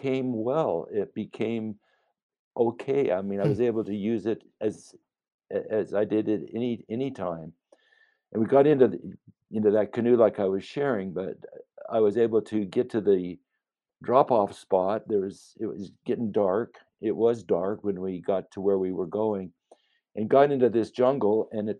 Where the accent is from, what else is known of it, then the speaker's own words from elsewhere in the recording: United States; as an American